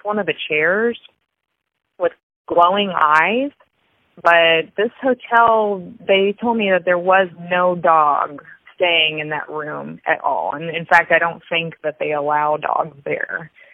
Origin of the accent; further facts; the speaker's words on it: Dallas, Texas, United States; I'm from Dallas, Texas.